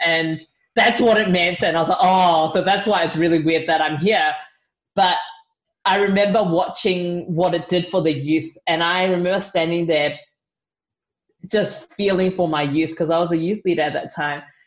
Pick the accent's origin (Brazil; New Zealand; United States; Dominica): New Zealand; moved away; I'm from New Zealand